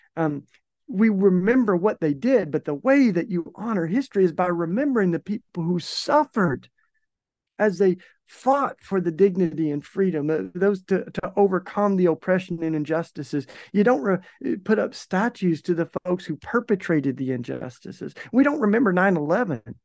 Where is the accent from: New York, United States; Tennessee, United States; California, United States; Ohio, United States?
Tennessee, United States; East; moved away as an adult; also born or lived in Maryville, Tennessee; now in Philadelphia, United States; I grew up in East Tennessee